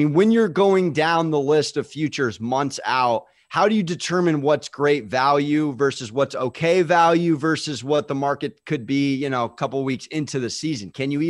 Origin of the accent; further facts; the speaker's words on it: San Diego, California, United States; I'm born and raised in San Diego.